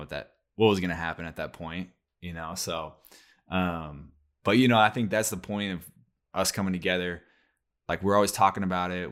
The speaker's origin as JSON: {"language": "English", "region": "Oregon", "country": "United States", "tie": "born or raised there", "said": "we grew up in Oregon"}